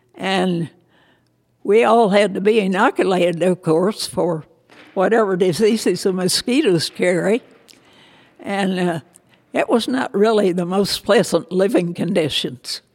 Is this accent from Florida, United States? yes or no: no; Kentucky, United States; moved away as an adult; also born or lived in Evansville / Indianapolis; No, I grew up in Kentucky. I was born in Kentucky and lived there until I graduated from high school